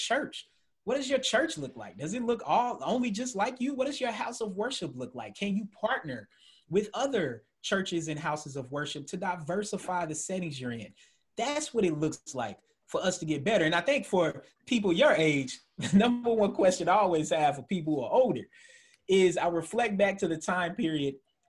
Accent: Georgia, United States; moved away as an adult; also born or lived in Tennessee / Indiana; now in Maryland, United States; as a Southerner being from Tennessee that grew up in Georgia, went to grad school in Indiana

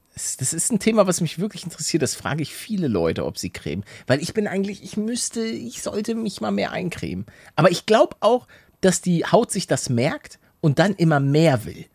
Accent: Hamburg, Germany; moved away; ich bin gebürtiger Hamburger

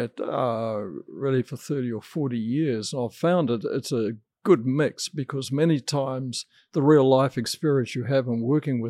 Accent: New Zealand; I was brought up a vegetarian in New Zealand

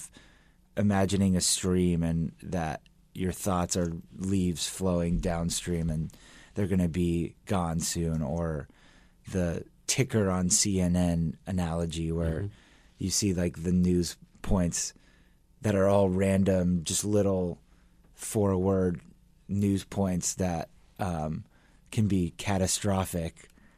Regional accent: Los Angeles, California, United States; moved away as an adult; also born or lived in New York; I'm from Los Angeles.

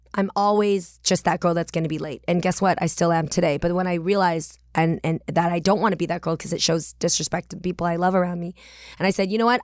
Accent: the Bay Area, California, United States; I'm from the Bay

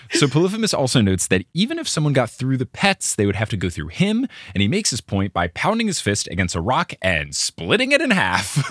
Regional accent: Northeast, United States; moved away; also born or lived in Texas; Growing up in the Northeast

